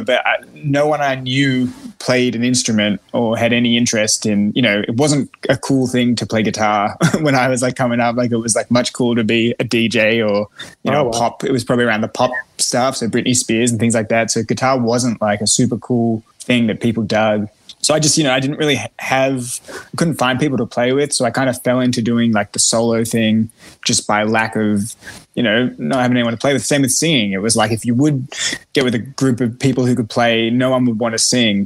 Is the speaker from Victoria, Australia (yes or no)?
yes; Melbourne, Victoria, Australia; moved away; I'm Australian